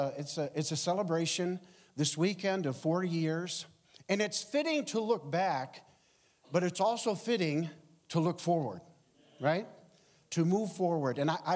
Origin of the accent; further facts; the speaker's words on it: Ogdensburg, New York, United States; moved away as an adult; also born or lived in Rochester; Quickly, I was born and raised in Ogdensburg, and then went away to college. I was a Roman Catholic. I was 10 years an altar boy at St. Mary's in Notre Dame.